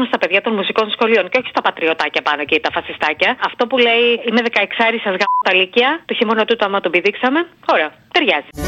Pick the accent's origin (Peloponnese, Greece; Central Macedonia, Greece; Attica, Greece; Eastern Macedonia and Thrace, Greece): Attica, Greece; Egaleo; Εγώ είμαι από το Εγάλεο, εμένα η δυτική Αττική, γέννημα φρέμα δυτική Αττική και τέτοια.